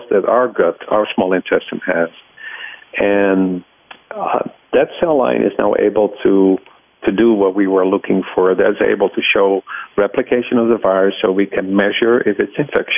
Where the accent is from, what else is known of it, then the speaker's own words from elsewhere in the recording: Netherlands; moved away as an adult; now in United States; I grew up in the Netherlands